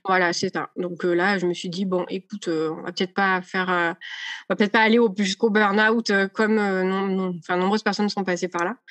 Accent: Marseille, Provence-Alpes-Côte d'Azur, France; je suis marseillaise

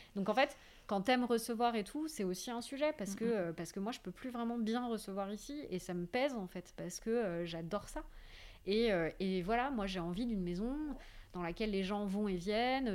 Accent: Paris, Île-de-France, France; je suis parisienne et euh, c'est une ville qui m'apporte beaucoup

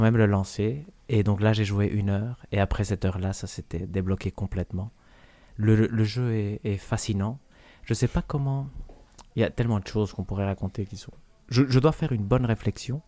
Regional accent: Belgium; on est belge

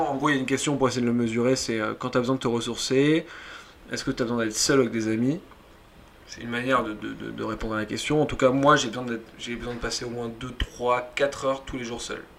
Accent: Occitania, France; chez mes parents à Toulouse. C'est ça. la campagne, euh, là où j'ai grandi en fait, et là où j'ai mes idées.

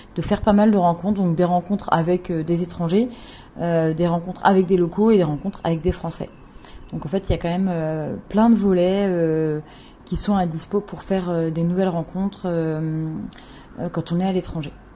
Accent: France; moved away as an adult; also born or lived in Australia / Philippines; now in Bangkok, Thailand; je suis rentrée en France pendant plus ou moins

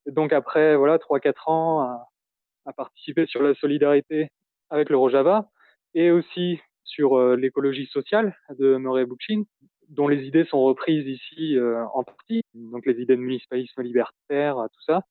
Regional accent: France; moved away as an adult; now in Syria; Je suis français

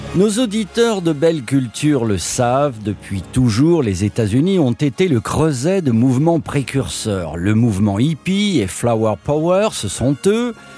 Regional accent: France; chez nous en France

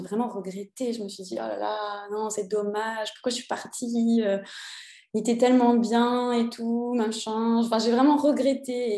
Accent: Cannes, Provence-Alpes-Côte d'Azur, France; moved away as an adult; now in Copenhagen, Denmark; je viens de Cannes, dans le sud de la France

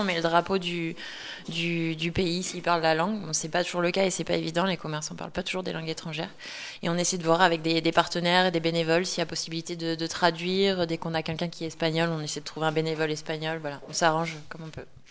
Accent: Bordeaux, Nouvelle-Aquitaine, France; moved away as an adult; also born or lived in Paris; À la base j'étais de Bordeaux, j'étais venue pour mes études

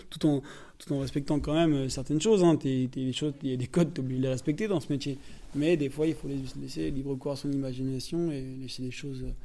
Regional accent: Hauts-de-France, France; moi je suis du Nord, et puis moi, la pomme de terre, euh, la base, quoi.

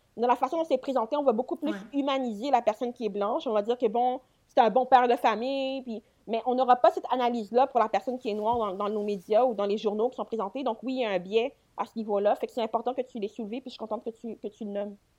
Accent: Quebec, Canada; je viens du Québec

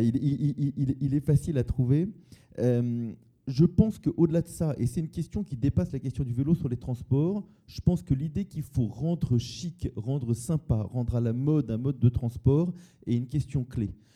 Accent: Massy, Île-de-France, France; j'ai grandi à Massy

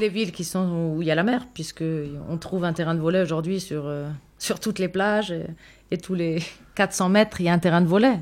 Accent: Mulhouse, Grand Est, France; je viens de Mulhouse, donc je suis née à Mulhouse.

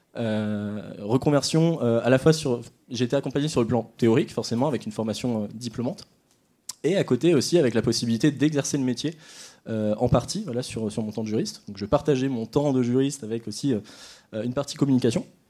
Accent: Nord, Hauts-de-France, France; toujours au Nord, vous aurez compris, je suis nordiste

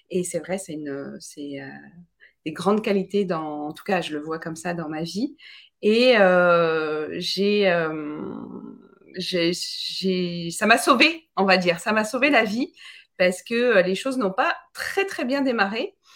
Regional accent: Tunisia; also born or lived in France; j'ai été euh, trimballée entre euh, la Tunisie, mon pays d'origine, que j'adore, et je sais qu'il y a des Tunisiens aujourd'hui, donc je les salue

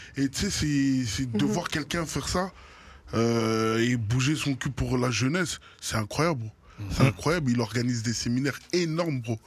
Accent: Brussels, Brussels-Capital Region, Belgium; c'est mon quartier de naissance

